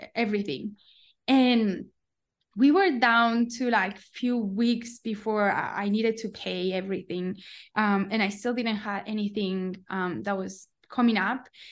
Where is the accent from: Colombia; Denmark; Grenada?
Colombia; moved away as an adult; also born or lived in Palo Alto, United States / New York, United States; I'm from Colombia